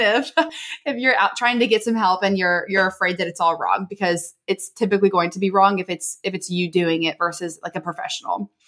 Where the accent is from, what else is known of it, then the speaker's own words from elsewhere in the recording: Maryland, United States; moved away as an adult; now in San Diego, United States; I'm actually from Maryland.